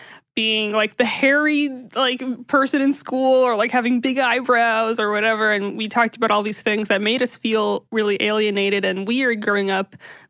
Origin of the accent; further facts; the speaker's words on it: United States; I'm Syrian American, and my family was, they immigrated from Syria.